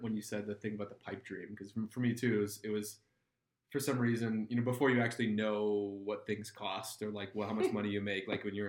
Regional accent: Minnesota, United States; now in Jackson, United States; I grew up in Minnesota.

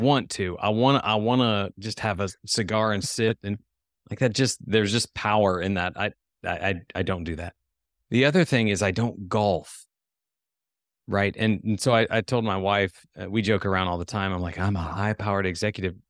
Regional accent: Ohio, United States; now in Tennessee, United States; we grew up in Ohio, but somehow even my parents, everybody migrated down here

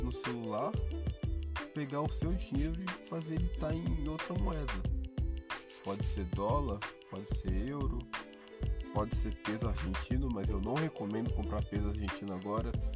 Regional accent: Brazil; eu sou brasileiro, eu nasci no Brasil

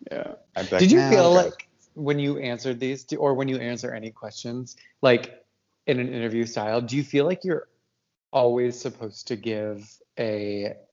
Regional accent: Canada; I'm French Canadian.

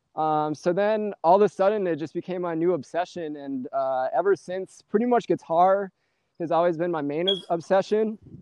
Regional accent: St. Peter, Minnesota, United States; I'm from uh, St. Peter, Minnesota, which is right next to Mankato

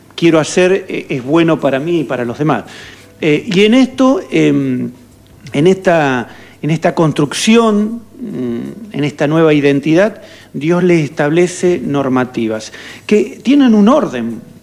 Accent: Argentina

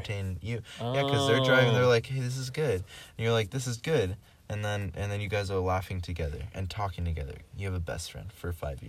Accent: Dallas, Texas, United States; moved away; I grew up in Dallas.

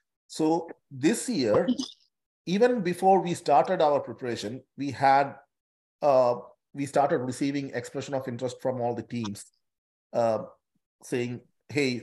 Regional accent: Kerala, India; now in Newcastle, Australia; We all come from an ethnic group from India, from a particular state in India

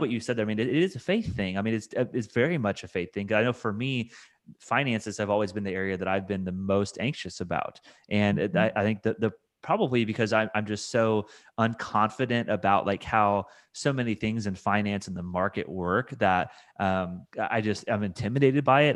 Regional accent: Indiana, United States; now in Kentucky, United States; I'm from Indiana, so I know the Midwest really well

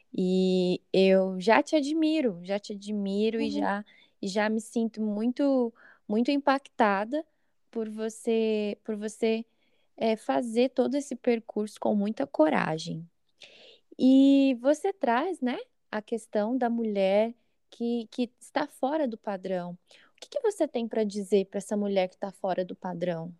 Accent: São Paulo, Brazil; sou de São Paulo

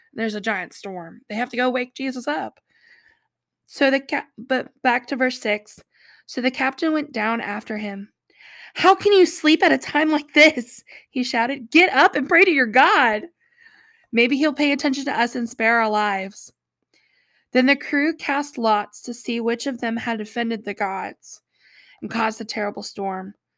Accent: North Carolina, United States; accent: Southern; I am from North Carolina, so I have sometimes a Southern accent

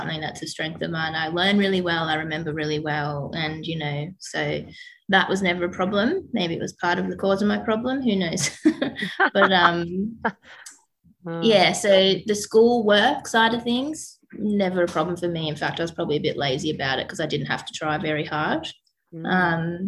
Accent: Dandenong Ranges, Victoria, Australia; grew up in the foothills. So my family's in Selby. When I went to school in like Menzies Creek and Emerald, and then now I live with my family in Mount Dandenong

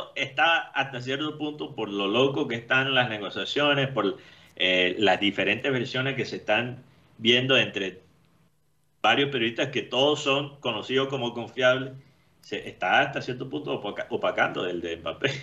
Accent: United States; lo digo como americano

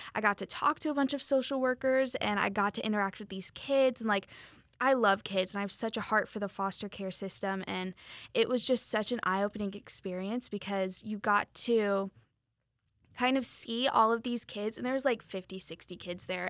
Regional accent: Weston, Florida, United States; moved away as an adult; also born or lived in Polk County, Florida; now in Winter Haven, United States; am originally from Broward County. Um, I'm kind of in the, like, suburbs in between Fort Lauderdale, Miami.

